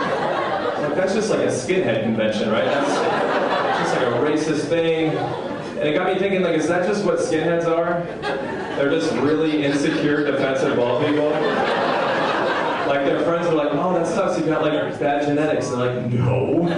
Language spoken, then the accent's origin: English; West Coast, United States; I'm from the West Coast